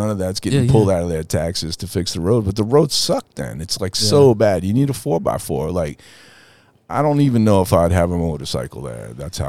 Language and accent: English; New Orleans, Louisiana, United States; Well, we were we lived uptown by Tulane University, like right by Audubon Park.